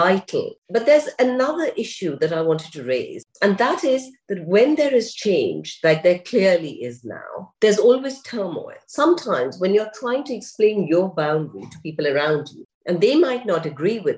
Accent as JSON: {"language": "English", "country": "India", "tie": "born or raised there", "moved": "yes", "said": "I grew up in India"}